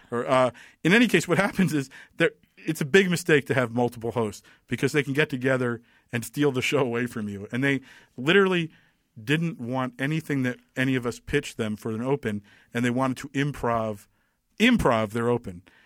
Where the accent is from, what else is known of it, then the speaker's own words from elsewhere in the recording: Tenafly, New Jersey, United States; also born or lived in New York City / Los Angeles, California; now in California, United States; I grew up in Tenafly, New Jersey